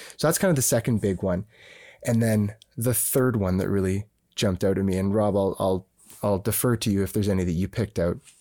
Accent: Canada; we're Canadian

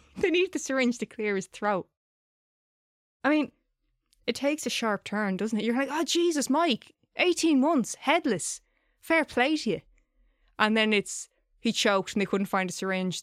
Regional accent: Ireland; I'm saying crack because I'm Irish

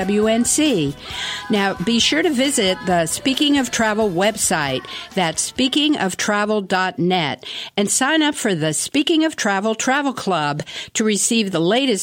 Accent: Washington, District of Columbia, United States; I'm from Washington, D.C., so I always consider myself a Washingtonian

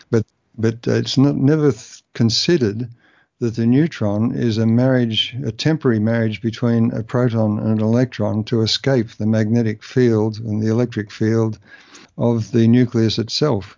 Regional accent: Melbourne, Victoria, Australia; moved away as an adult; also born or lived in Canberra; I moved from Melbourne, my, my, uh, the home where I grew up

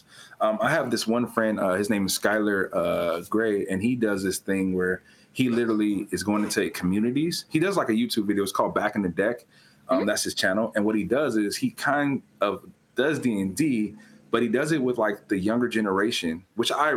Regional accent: California, United States; moved away; I was born and raised in California. I don't currently live in California.

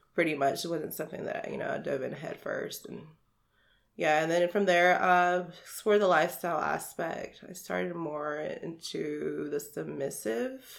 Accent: Hickory, North Carolina, United States; now in Greensboro, United States; I was raised in the Hickory area, oh, okay. Lincoln County area. Okay and I've moved around like the whole state growing up

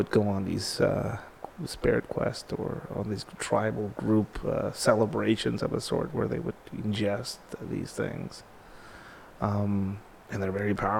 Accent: Tijuana, Baja California, Mexico; I grew up skateboarding in Tijuana, didn't have a lot.

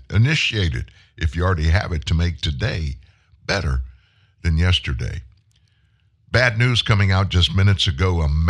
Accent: the South, United States; accent: Southern; Do you notice how I say that, pronounce the day of the week? I'm from the South. It's Thursday. It's not Thursday. Well, it is Thursday, but I'm from the South.

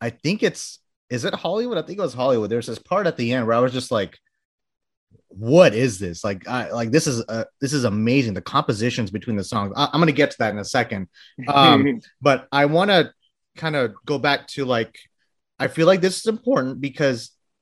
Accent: Bangladesh; moved away; I was born in Bangladesh

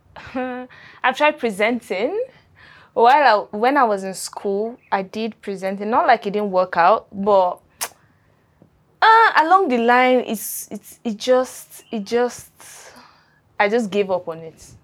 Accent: Adamawa, Nigeria; I'm from Adamawa State

